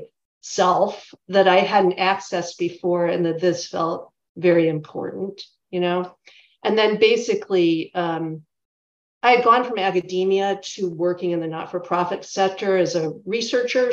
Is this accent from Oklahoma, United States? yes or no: no; Chicago, Illinois, United States; also born or lived in St. Paul, Minnesota; I live in Chicago now, and I'm originally from the Chicago area.